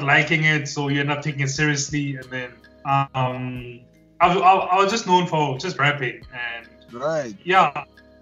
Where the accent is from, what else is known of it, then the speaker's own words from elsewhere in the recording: Harrismith, Free State, South Africa; So I'm from Harrismith. It's a small town in the Free State.